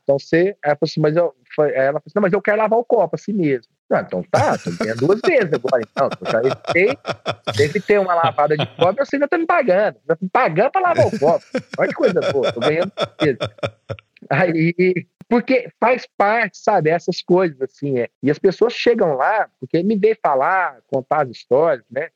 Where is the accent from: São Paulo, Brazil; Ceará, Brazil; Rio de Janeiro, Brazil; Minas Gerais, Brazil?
Minas Gerais, Brazil; Divinópolis; accent: mineiro; o meu sotaque, ele, até mesmo para os padrões de Divinópolis aqui, ele é um pouco mais